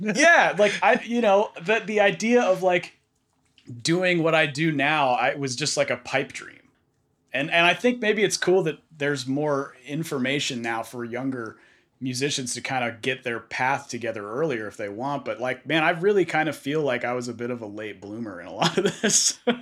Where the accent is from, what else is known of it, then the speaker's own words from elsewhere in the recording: Bay Area, California, United States; I grew up in the Bay Area